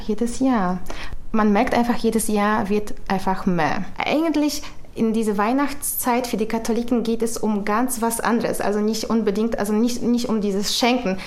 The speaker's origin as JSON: {"language": "German", "country": "Poland", "tie": "born or raised there", "second_language": "German", "moved": "as an adult", "lives_now": "Germany", "said": "ich bin eine Polin, also das heißt, ich bin in Polen ähm, groß geworden, in Polen geboren und das bleibt auch so."}